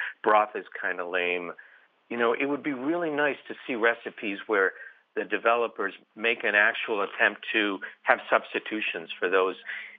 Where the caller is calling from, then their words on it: Rochester, New York, United States; Rochester, New York.